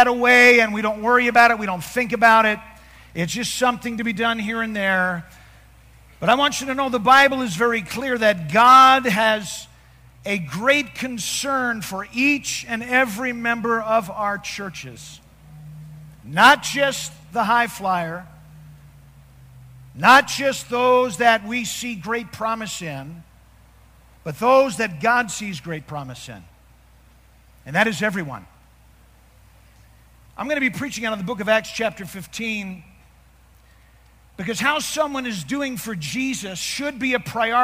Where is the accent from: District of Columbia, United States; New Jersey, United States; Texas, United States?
New Jersey, United States; We're both from New Jersey